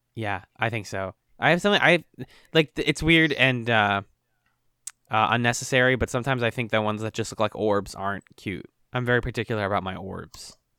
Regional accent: Boston, Massachusetts, United States; Boston, Massachusetts.

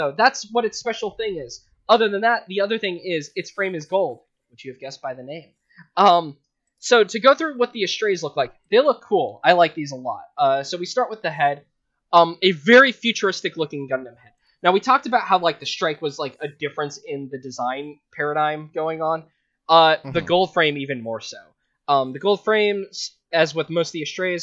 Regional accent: Las Vegas, Nevada, United States; moved away; I'm from Vegas

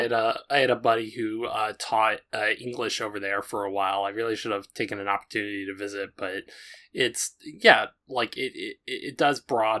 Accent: United States; my experience as like an American

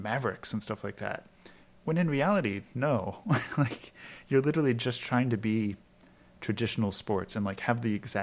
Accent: Maryland, United States; I'm from Maryland

